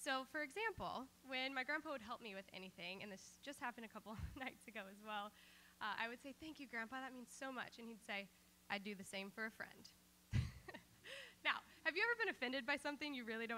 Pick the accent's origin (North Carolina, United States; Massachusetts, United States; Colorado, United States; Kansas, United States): Kansas, United States; growing up in Kansas